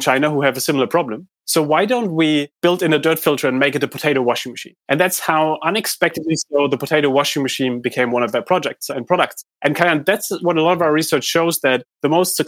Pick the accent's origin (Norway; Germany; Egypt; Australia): Germany; Heidelberg, Baden-Württemberg; I grew up in Heidelberg in Germany